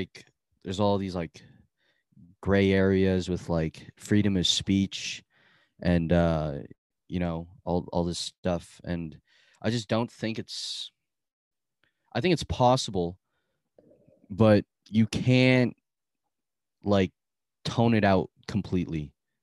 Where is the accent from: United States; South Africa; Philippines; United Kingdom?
Philippines; I have like pride as a Filipino, you know, and like I appreciate the culture and I understand the culture and all that.